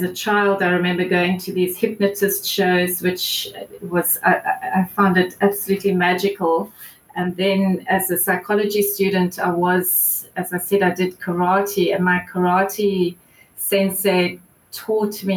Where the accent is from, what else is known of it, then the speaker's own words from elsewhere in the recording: Johannesburg, Gauteng, South Africa; moved away as an adult; now in Cape Town, South Africa; I grew up in Joburg